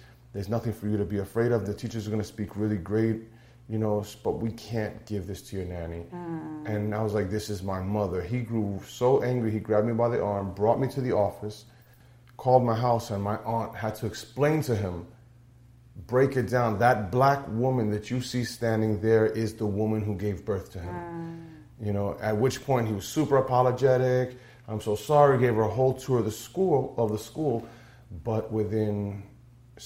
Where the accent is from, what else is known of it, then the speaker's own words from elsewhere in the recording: Moca, Puerto Rico; I'm from Moca, Puerto Rico